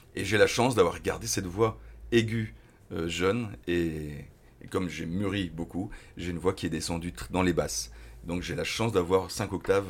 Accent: Dunkirk, Hauts-de-France, France; also born or lived in Lille; je suis de Dunkerque

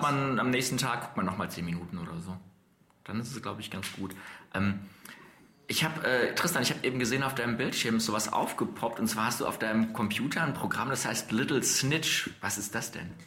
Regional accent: Dortmund, North Rhine-Westphalia, Germany; bei uns in Dortmund

